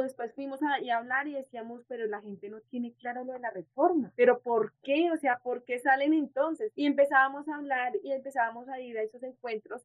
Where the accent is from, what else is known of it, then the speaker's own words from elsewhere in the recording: Soacha, Cundinamarca, Colombia; also born or lived in Bogotá; soy del municipio de Soacha, soy soachuna. Yo llego aquí a como a los cinco años, seis años de Bogotá a Soacha